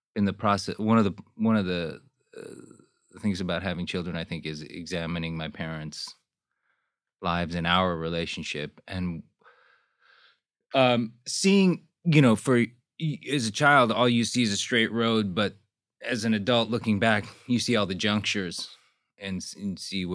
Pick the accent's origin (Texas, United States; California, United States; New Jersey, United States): Texas, United States; Houston; also born or lived in Seoul, South Korea / Seattle / Daly City / San Jose; I was born in Seoul, was there till I was 6 years old, and then came to Houston, Texas. Went to elementary school in Houston. Then the roaming started.